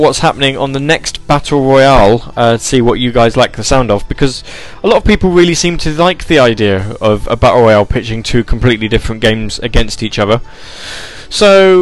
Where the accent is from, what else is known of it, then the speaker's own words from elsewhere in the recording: England, United Kingdom; I am English